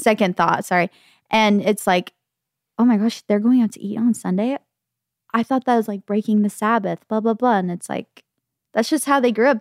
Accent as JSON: {"language": "English", "town": "Gilbert", "region": "Arizona", "country": "United States", "tie": "born or raised there", "said": "growing up in Gilbert"}